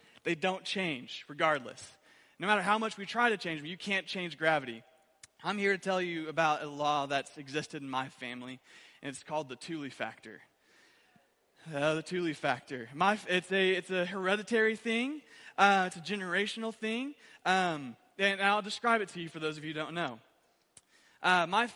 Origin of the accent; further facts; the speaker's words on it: Owosso, Michigan, United States; I'm from Owosso originally